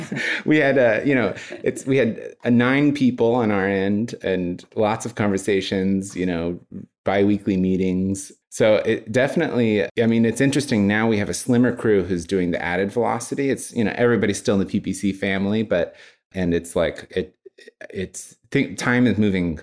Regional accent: Texas, United States; Well, I was born and raised in Texas. Mostly in Central Texas.

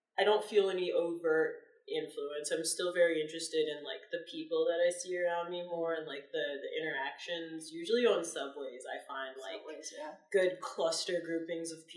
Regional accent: Philadelphia, Pennsylvania, United States; also born or lived in Cheltenham, Pennsylvania; 9 years in Philadelphia in a teeny neighborhood called Mount Airy, and then 9 years in Cheltenham

